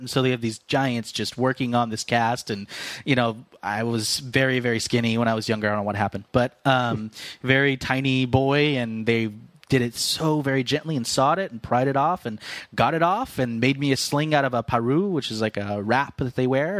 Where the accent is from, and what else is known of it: Fresno, California, United States